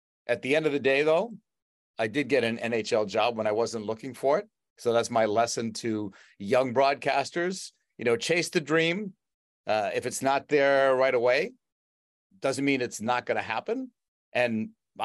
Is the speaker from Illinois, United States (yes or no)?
no; Boston, Massachusetts, United States; I grew up in the Boston area